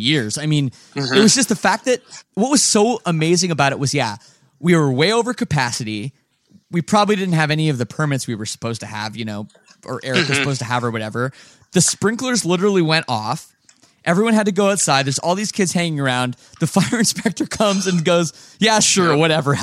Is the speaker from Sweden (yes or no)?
no; Oakville, Ontario, Canada; my hometown of Oakville, Ontario